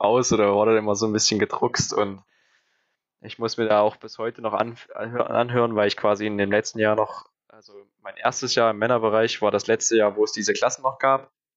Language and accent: German; Thuringia, Germany; habe ich halt eigentlich nie wirklich meine Heimat verlassen, also äh, immer in Thüringen geblieben